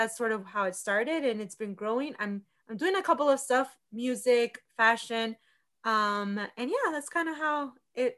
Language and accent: English; Virginia, United States; growing up in Virginia